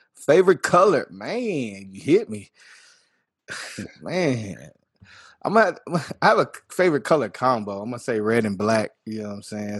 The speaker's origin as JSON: {"language": "English", "town": "Earth", "region": "Texas", "country": "United States", "tie": "born or raised there", "also_born_or_lived": "Littlefield, Texas", "said": "I was born in Littlefield, Texas, where the hospital was, same county or whatever, but, you know, I was raised in earth, Texas, all my life"}